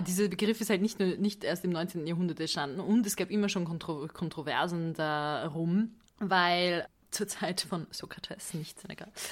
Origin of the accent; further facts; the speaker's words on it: Budapest, Hungary; moved away; ich liebe Budapest. Das ist meine Heimatstadt